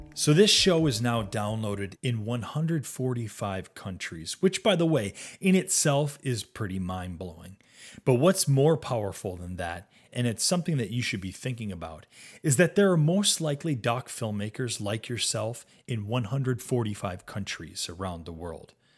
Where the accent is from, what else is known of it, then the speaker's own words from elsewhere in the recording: Western New York State, United States; moved away as an adult; also born or lived in US West Coast / overseas / outside Rochester, New York; I'd actually grown up in Western New York State